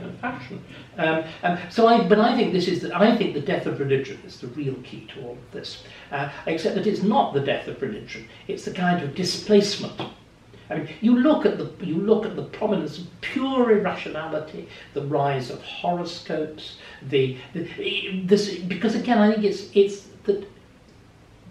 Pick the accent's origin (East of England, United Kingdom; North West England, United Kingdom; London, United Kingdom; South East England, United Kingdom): North West England, United Kingdom; Kendal; where I was born in Kendal